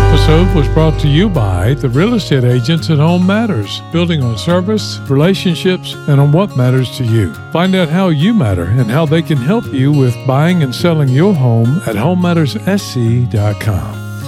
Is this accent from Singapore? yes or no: no; Alabama, United States; moved away as an adult; now in Lexington, United States; my home state of Alabama